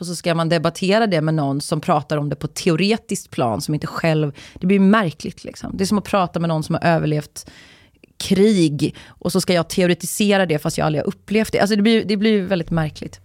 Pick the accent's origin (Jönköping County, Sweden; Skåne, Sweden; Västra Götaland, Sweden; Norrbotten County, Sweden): Västra Götaland, Sweden; Uddevalla; jag är ju från, jag är uppvuxen i Uddevalla